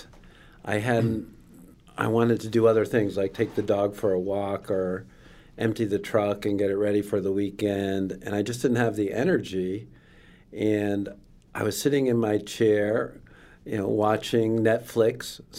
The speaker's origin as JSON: {"language": "English", "town": "Manchester", "region": "Connecticut", "country": "United States", "said": "I'm from Manchester"}